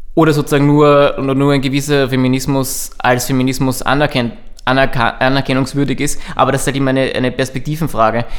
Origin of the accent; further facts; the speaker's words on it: Burgenland, Austria; ich komme aus dem Burgenland